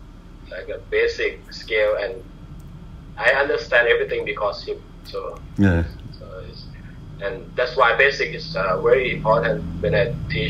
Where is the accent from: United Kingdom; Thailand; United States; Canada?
Thailand; Bangkok; English is a second language; moved away as an adult; also born or lived in Pattaya, Thailand; now in Chiang Mai, Thailand; I was living in Bangkok